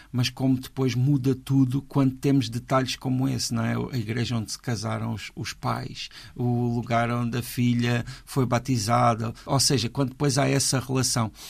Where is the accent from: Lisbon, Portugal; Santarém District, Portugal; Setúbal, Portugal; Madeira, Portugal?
Madeira, Portugal; Eu sou madeirense, portanto eu gosto do milho cozido, acabadinho de fazer.